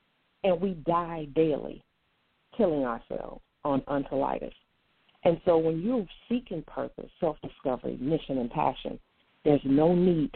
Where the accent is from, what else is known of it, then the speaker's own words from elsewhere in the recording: North Carolina, United States; also born or lived in Portsmouth; spent most of my life in North Carolina